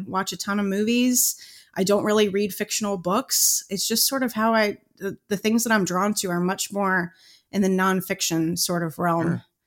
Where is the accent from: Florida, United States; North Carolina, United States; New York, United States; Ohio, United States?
Ohio, United States; Cincinnati; I grew up in Cincinnati. I grew up in the northern suburbs of Cincinnati